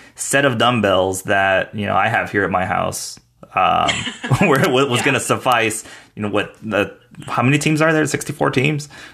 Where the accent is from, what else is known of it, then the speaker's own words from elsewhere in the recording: El Paso, Texas, United States; also born or lived in San Marcos, Texas; my hometown of El Paso, Texas